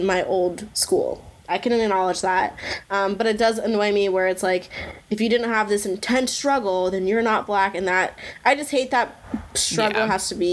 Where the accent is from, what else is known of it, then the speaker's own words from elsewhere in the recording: Washington, New Jersey, United States; I'm from Washington, New Jersey